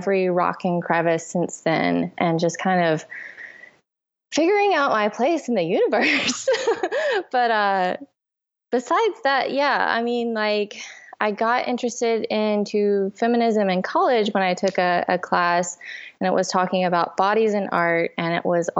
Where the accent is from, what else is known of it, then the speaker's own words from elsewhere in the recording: Georgia, United States; moved away; I'm from Georgia. I kind of grew up in a very Christian small town